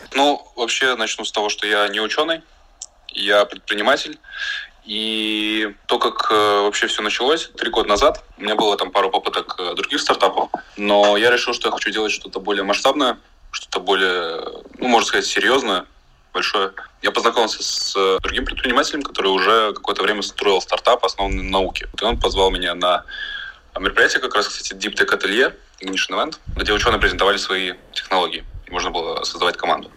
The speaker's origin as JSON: {"language": "Russian", "country": "Latvia", "said": "мы все из Латвии"}